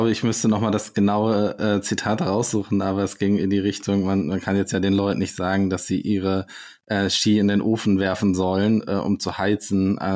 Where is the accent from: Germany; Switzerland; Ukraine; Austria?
Germany; Schleswig-Holstein; born there; Also ich bin, äh, ich bin ja gebürtiger äh, Schleswig-Holsteiner und äh, da, da, da gibt es keine, keine Berge und keinen Schnee im Winter.